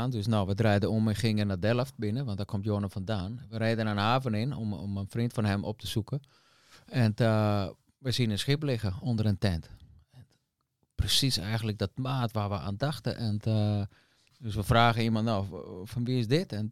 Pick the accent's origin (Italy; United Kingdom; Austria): Austria; Ja, dat komt uit de bergen, dus uit Oostenrijk.